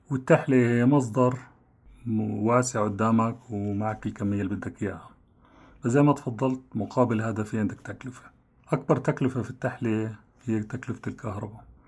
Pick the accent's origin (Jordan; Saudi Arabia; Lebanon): Jordan; عندنا في الأردن